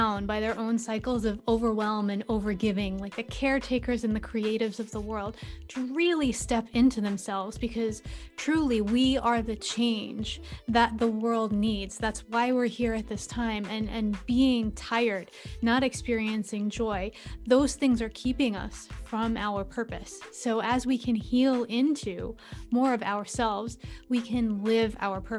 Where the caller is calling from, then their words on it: New York, United States; Oh, I'm joining from New York, and thank you so much for having me today.